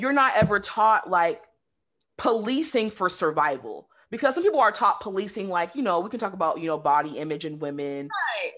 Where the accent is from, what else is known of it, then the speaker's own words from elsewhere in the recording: West Coast, Pacific Northwest, United States; moved away as an adult; also born or lived in the South, United States; now in Southern United States, United States; growing up on the West Coast, it's more progressive.